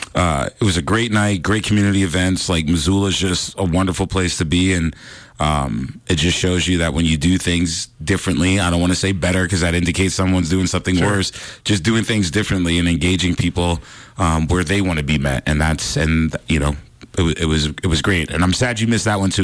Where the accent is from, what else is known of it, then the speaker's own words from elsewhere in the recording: New York, United States; moved away; growing up in New York